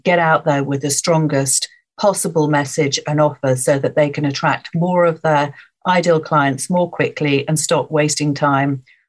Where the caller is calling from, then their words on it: Rickmansworth, East of England, United Kingdom; So I'm in Rickmansworth, which is more or less on the M25 Northwest London. So it's South Hertfordshire, just outside London.